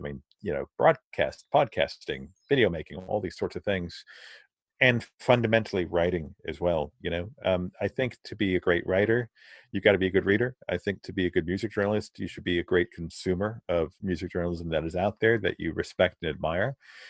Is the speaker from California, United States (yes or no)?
no; Virginia, United States; also born or lived in London, United Kingdom / Naples, Italy; I grew up in Naples, in Italy. I was born in London, grew up in Naples, in Virginia, in the States.